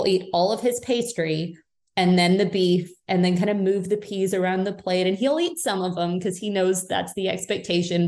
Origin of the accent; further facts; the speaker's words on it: United Kingdom; moved away; I'm British originally.